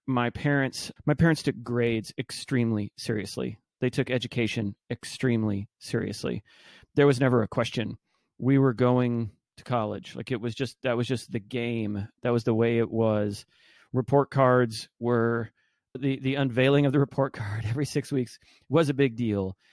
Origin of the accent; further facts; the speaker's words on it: Arlington, Texas, United States; moved away as an adult; now in Austin, United States; I grew up in Arlington, Texas, Dallas, Fort Worth.